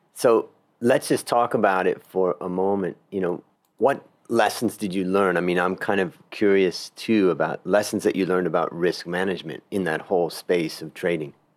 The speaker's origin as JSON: {"language": "English", "region": "Ohio", "country": "United States", "moved": "yes", "said": "I came from Ohio originally, and agriculture was all around me"}